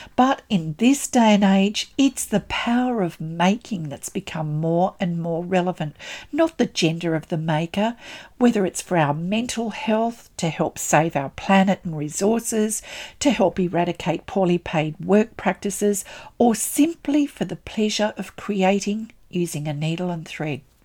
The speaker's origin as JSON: {"language": "English", "country": "Australia", "said": "I'm an Australian textile artist"}